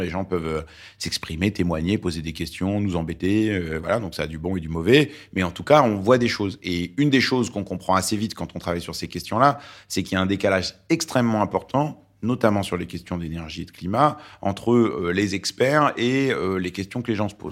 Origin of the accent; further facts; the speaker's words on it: Lyon, Auvergne-Rhône-Alpes, France; first language Arabic; French is a second language; also born or lived in Beirut, Lebanon; je suis, euh, né au Liban, à Beyrouth, et c'est un pays où la gastronomie compte beaucoup. Et j'ai grandi à Lyon